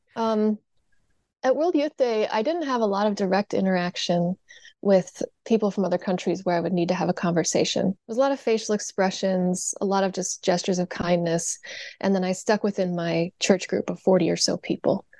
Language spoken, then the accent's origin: English; Indiana, United States; I grew up in Indiana